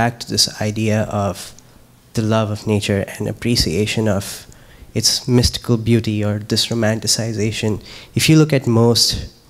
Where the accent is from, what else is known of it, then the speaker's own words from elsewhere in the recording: Himalayas, India; actually, I'm from the Himalayas, and once I went on a hike where the temple groundskeeper said that they don't care about the plastic